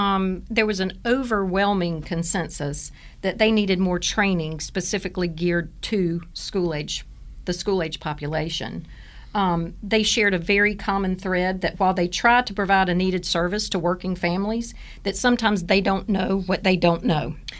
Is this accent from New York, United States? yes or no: no; Augusta, Georgia, United States; moved away as an adult; now in Hayesville, United States; I am from Georgia. Okay. I lived in Augusta all of my life until a few years ago. My youngest graduated from college, so we moved to our vacation home in Hayesville, North Carolina.